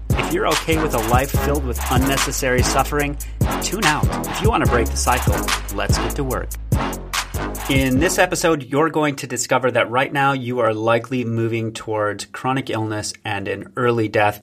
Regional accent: United States; I'm an American

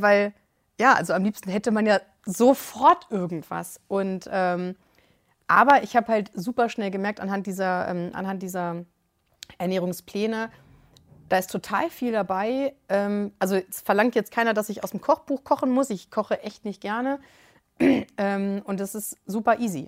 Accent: Hanover, Lower Saxony, Germany; ich komme aus Hannover.

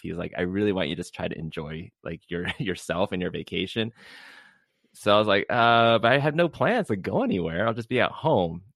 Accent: Southern California, United States; being from Southern California, where it's usually mostly seventies on a cold day

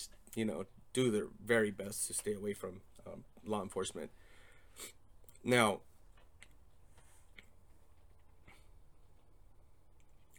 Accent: Torrance, California, United States; moved away as an adult; now in Arizona, United States; I was born in Torrance, California. Moved to Arizona in 2005

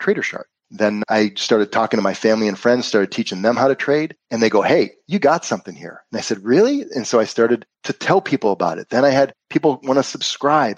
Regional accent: Western New York, United States; moved away as an adult; also born or lived in Florida; I'm originally from Western New York.

